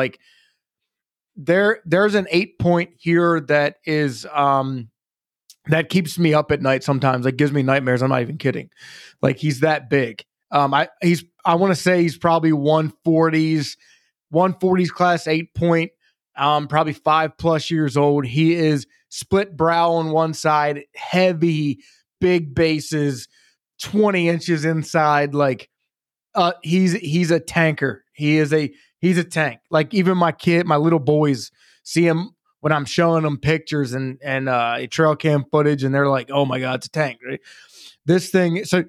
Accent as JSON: {"language": "English", "region": "Maryland", "country": "United States", "moved": "yes", "said": "But when I moved from Maryland here to PA, I come from North Central Maryland. I live in South Central Pennsylvania."}